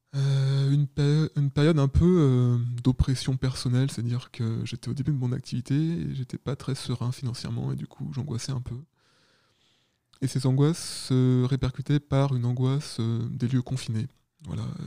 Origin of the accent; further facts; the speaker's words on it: Paris region, Île-de-France, France; also born or lived in Caen; je viens de région parisienne.